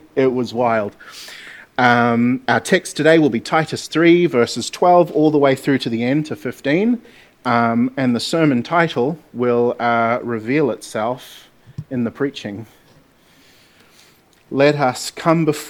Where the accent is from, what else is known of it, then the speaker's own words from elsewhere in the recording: Gisborne, New Zealand; I'm from Gisborne